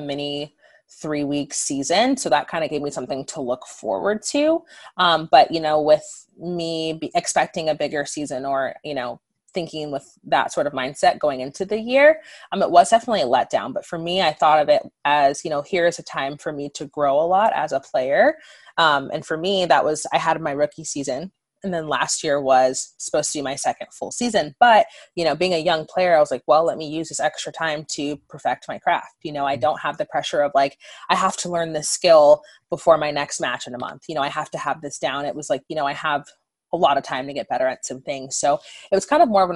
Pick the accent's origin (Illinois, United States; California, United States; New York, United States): California, United States; Southern; moved away as an adult; also born or lived in Seattle; where I grew up in Southern California